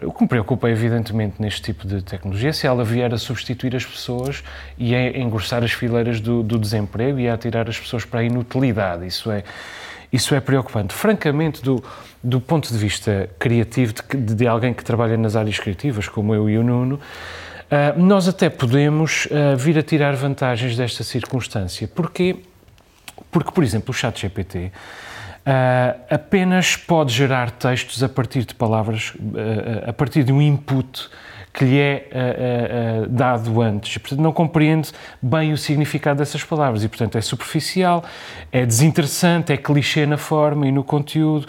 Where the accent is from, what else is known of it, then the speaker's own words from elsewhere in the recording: Azores, Portugal; nós somos açorianos